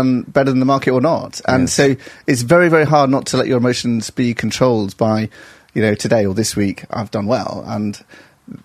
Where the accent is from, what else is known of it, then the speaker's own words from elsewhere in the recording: Stockport, North West England, United Kingdom; moved away as an adult; also born or lived in Oxford / Barnet, London; now in London, United Kingdom; I grew up in Stockport, actually, just south of Manchester